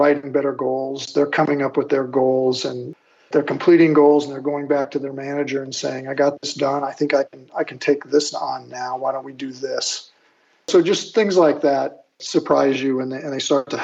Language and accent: English; Illinois, United States; moved away; I'm from Illinois